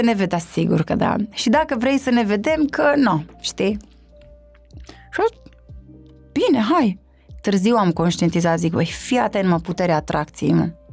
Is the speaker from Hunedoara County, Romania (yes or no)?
no; Sebeș, Alba County, Romania; moved away as an adult; also born or lived in Cluj-Napoca, Romania; now in Bucharest, Romania; Am plecat din Sebeș în Cluj când aveam cred că nici 19 ani nu aveam